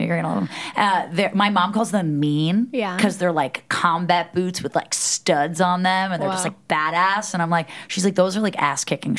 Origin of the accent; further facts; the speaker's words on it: New York, United States; and I'm like a New Yorker with that New Yorker DNA. So I'm just like always so neurotic.